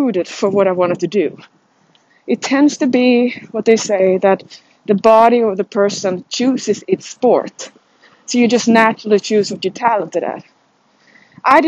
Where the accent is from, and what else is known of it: Sweden; moved away as an adult; now in United States